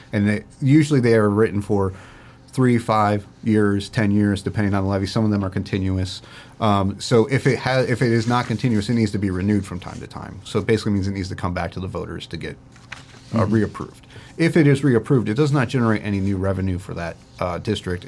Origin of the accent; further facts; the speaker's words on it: Port Clinton, Ohio, United States; my start in government actually started in my hometown in Port Clinton, uh, where I was born and raised.